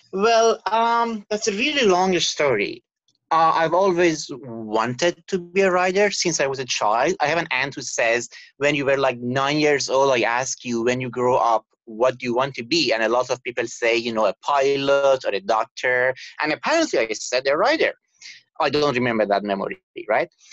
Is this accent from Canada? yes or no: yes; Canada; moved away as an adult; now in Abu Dhabi, United Arab Emirates; I'm Canadian